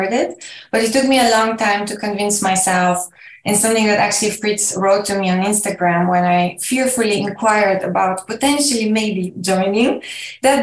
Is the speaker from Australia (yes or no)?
no; Bulgaria; I'm from Bulgaria, where I live currently